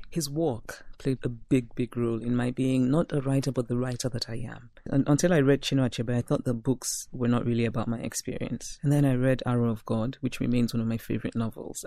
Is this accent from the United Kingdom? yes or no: no; Nigeria; moved away as an adult; also born or lived in Philadelphia / Brooklyn / Princeton; When I go back to my hometown, I am the person who wants to speak only Igbo